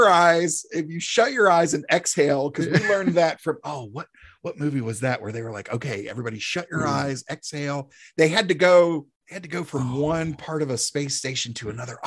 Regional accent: South Carolina, United States; I'm the youngest of three boys and, first one actually born in the South, mm-hmm. here in South Carolina. The rest of my family's from Pennsylvania.

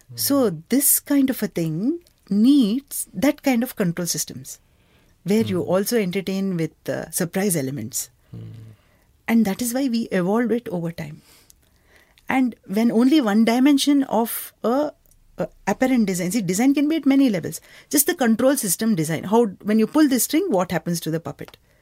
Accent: Bangalore, Karnataka, India; Growing up in Bangalore

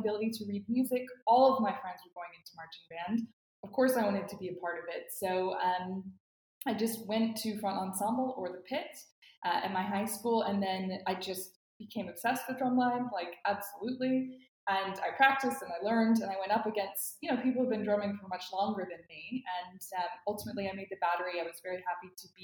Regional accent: Atlanta, Georgia, United States; moved away as an adult; I grew up in Atlanta

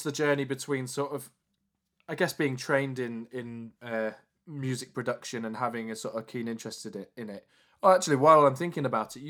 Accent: Leeds, Yorkshire and the Humber, United Kingdom; we're both from Leeds

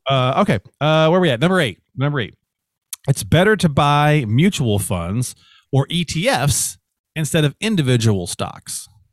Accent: Indiana, United States; growing up in Indiana, as I mentioned, we used to, for the, where we lived, the time change didn't exist.

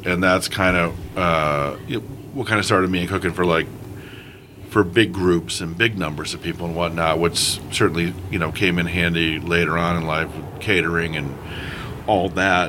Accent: East Coast, United States; I'm a Yank. I come up back east

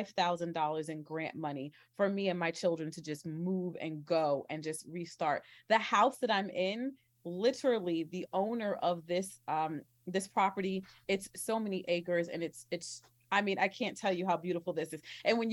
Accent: New Jersey, United States; also born or lived in Oklahoma / Texas / Kansas; I'm originally from New Jersey, but I spent a lot of my life in the Midwest or South or whatever you want to call it, kind of in that Oklahoma, Texas, Kansas region.

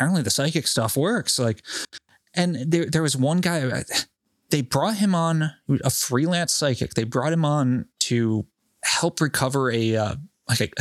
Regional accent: Rhode Island, United States; I'm from Rhode Island

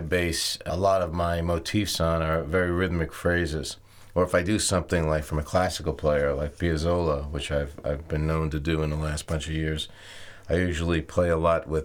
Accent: New York, United States; I grew up in the Latin clubs in New York

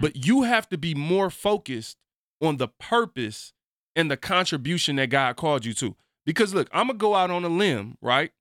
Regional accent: Michigan, United States; I'm from Michigan.

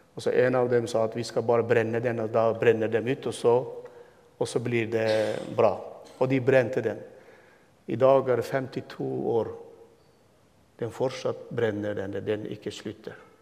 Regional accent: Turkmenistan; first language Turkmen; Norwegian is a second language; moved away as an adult; also born or lived in Turkey / Istanbul; now in Halden, Norway; Jeg ble født og vokste opp og bodde 22 år i mitt hjemland, hjemmeby, som er 20 minutter fra Usbekistan

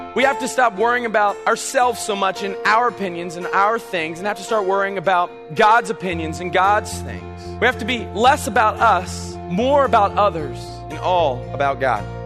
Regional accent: South Carolina, United States; now in North Carolina, United States; I'm from South Carolina

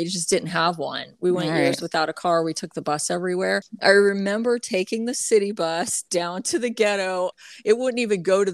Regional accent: Florida, United States; where I grew up in Florida

